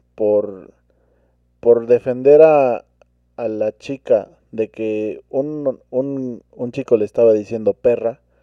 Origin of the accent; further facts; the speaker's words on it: Mexico; como cultura mexicana